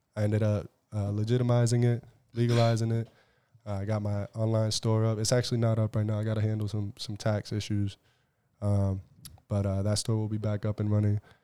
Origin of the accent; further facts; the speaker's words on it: Southbridge, Massachusetts, United States; I'm from Southbridge, Massachusetts, you know, and twenty twelve was the last year that they had our old high school